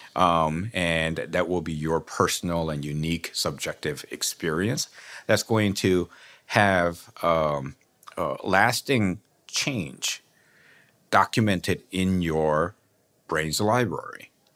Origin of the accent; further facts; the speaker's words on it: South Korea; moved away; growing up in South Korea